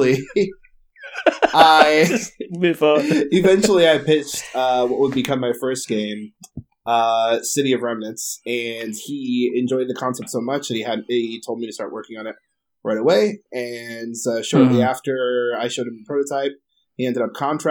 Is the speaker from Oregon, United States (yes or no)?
no; Gibsonburg, Ohio, United States; also born or lived in Arizona; I had moved back from Arizona back to my hometown of Gibsonburg, Ohio